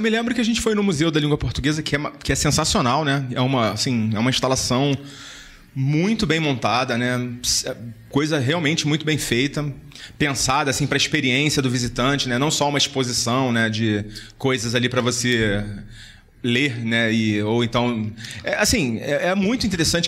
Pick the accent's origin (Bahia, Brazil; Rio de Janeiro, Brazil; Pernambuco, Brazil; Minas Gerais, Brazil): Rio de Janeiro, Brazil; now in São Paulo, Brazil; Eu sou do Rio